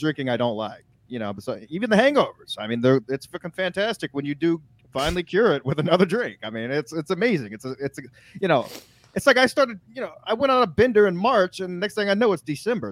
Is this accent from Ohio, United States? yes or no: no; Texas, United States; I'm from Texas